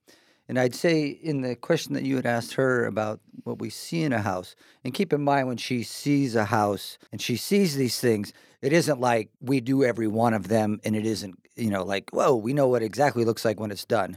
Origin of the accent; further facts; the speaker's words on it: Seattle east side, Washington, United States; also born or lived in Chicago; My parents moved out here. My dad got a job with Boeing. Lived on the east side